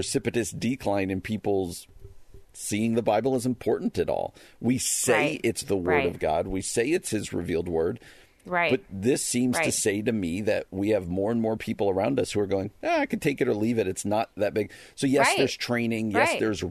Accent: New Jersey, United States; I grew up in New Jersey

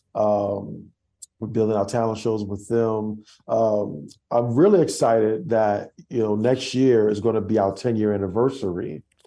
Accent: New York City, New York, United States; accent: Brooklyn; moved away as an adult; now in Dallas, United States; I'm from Brooklyn

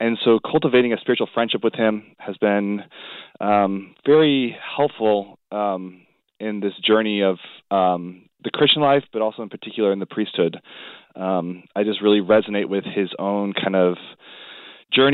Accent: Wenatchee, Washington, United States; moved away as an adult; also born or lived in Notre Dame, Indiana; now in Providence, United States; A little town called Wenatchee, Washington is my hometown

